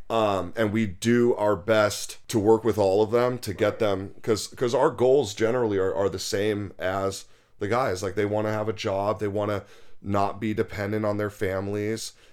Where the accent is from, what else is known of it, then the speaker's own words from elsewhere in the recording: Los Angeles, California, United States; I grew up in Los Angeles